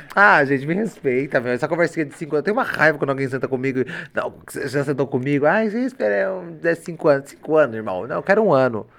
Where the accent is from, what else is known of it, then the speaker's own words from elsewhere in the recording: Limeira, São Paulo, Brazil; eu sou da cidade de Limeira